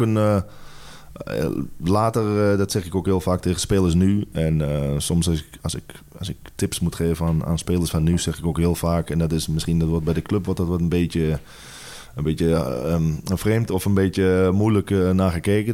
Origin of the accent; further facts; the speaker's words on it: Netherlands; moved away as an adult; also born or lived in England / Spain / Italy / South Africa; wij als Nederlanders eh, Engels praten